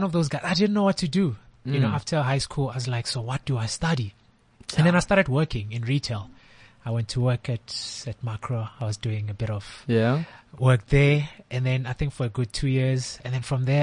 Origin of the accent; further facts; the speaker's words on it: Pretoria, Gauteng, South Africa; moved away as an adult; now in Johannesburg, South Africa; I am born and bred in Pretoria. I grew up in a township west of Pretoria called Attridgeville.